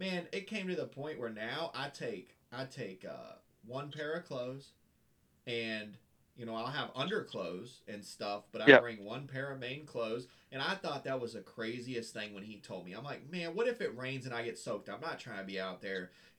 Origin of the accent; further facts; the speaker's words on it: Florida, United States; And I'm from Florida